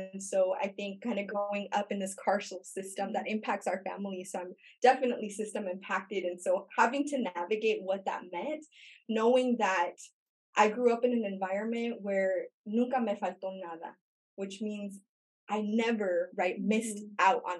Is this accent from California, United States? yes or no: yes; Imperial Valley, California, United States; I grew up in Imperial Valley, California.